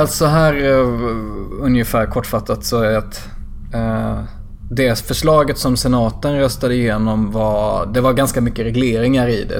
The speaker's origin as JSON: {"language": "Swedish", "region": "southern Småland", "country": "Sweden", "tie": "born or raised there", "said": "jag är uppväxt i södra Småland"}